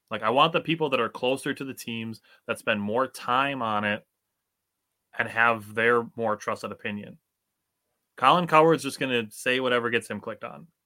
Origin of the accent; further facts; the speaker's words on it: Wisconsin, United States; from Wisconsin